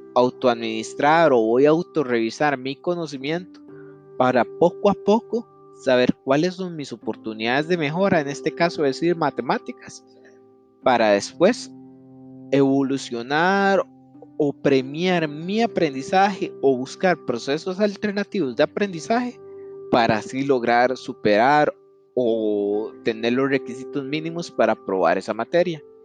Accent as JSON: {"language": "Spanish", "country": "Costa Rica"}